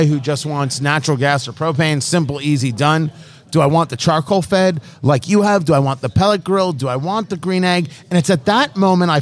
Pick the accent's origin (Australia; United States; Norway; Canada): United States; Indianapolis, Indiana; we're from Indiana, the Indianapolis area.